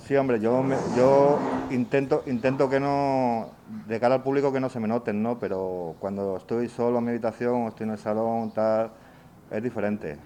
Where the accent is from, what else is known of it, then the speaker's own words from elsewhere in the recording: Asturias, Spain; soy asturiano